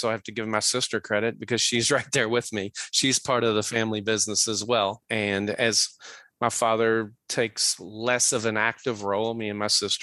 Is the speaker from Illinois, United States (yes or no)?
no; Louisville, Kentucky, United States; born and raised in Louisville, Kentucky